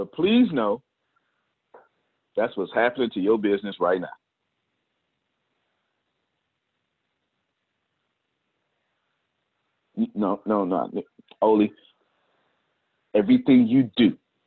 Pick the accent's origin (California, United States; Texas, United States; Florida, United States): Texas, United States; I'm an American, born in Texas